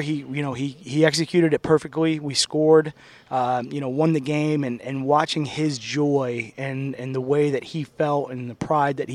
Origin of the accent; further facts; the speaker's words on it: Sherrill, New York, United States; I grew up in Central New York, right in between Syracuse and Utica, a small city called Sherrill, New York, right outside of Oneida, New York